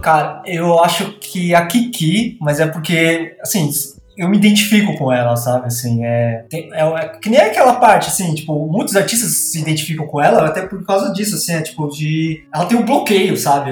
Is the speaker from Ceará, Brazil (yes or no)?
no; Bauru, São Paulo, Brazil; moved away as an adult; also born or lived in Campinas; eu sou de Bauru, né? E eu fiz a faculdade, tudo lá, morei boa parte da minha vida lá